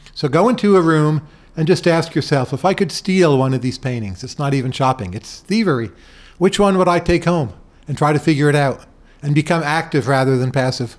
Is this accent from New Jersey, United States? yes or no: yes; Bergen County, New Jersey, United States; moved away; Growing up in New Jersey, Bergen County